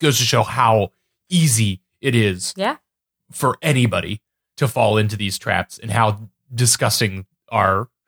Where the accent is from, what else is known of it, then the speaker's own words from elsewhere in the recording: New England, United States; I'm from New England.